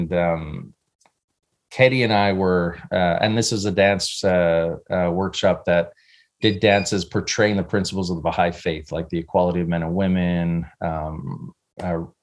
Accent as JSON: {"language": "English", "country": "Canada", "tie": "born or raised there", "moved": "as an adult", "lives_now": "California, United States", "said": "I grew up in Canada."}